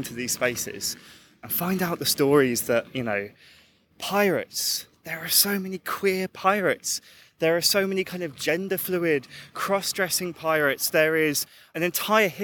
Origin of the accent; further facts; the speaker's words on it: London, United Kingdom; as a Londoner